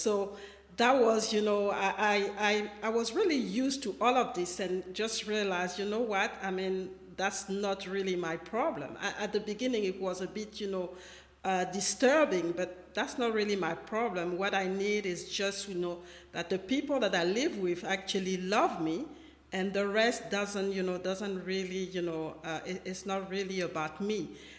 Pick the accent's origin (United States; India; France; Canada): France; I grew up in France. I grew up with a white family at some point when I was a teenager.